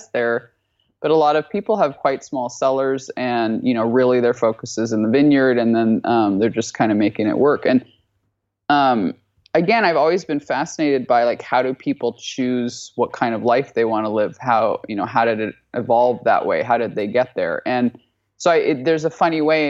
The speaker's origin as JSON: {"language": "English", "region": "Alaska", "country": "United States", "tie": "born or raised there", "moved": "yes", "said": "I'm from Alaska."}